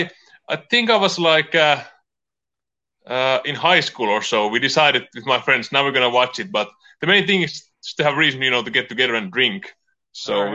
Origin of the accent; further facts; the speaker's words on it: Finland; also born or lived in California; now in Portland, United States; I'm from Finland